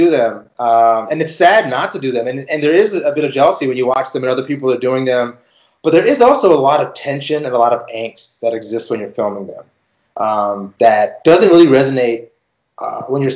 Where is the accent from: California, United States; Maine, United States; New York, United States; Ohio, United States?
California, United States; Beverly Hills; I grew up in Beverly Hills